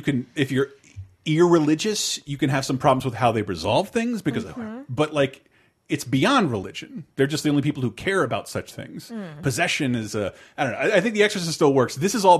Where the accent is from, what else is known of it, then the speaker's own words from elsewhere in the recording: the South, United States; I always hated that my name was more ethnic growing up in the South.